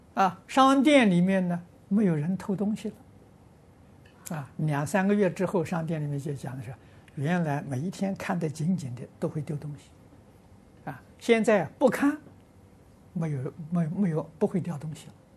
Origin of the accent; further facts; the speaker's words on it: Lujiang, Anhui, China; moved away; 我的老家家乡，啊，安徽庐江